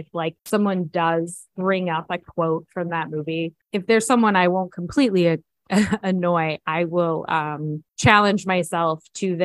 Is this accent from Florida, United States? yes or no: yes; Florida, United States; When I was a kid, I grew up in Florida